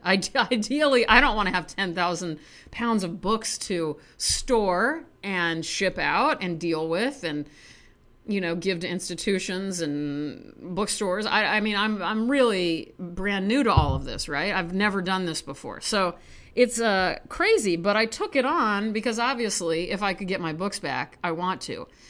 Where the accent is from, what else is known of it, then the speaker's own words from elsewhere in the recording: United States; accent: American; my hideous American accent